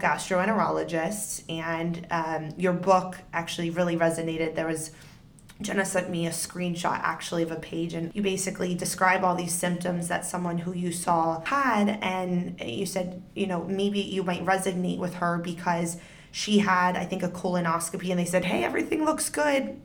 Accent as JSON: {"language": "English", "region": "Northern Virginia", "country": "United States", "tie": "born or raised there", "said": "we grew up in Northern Virginia."}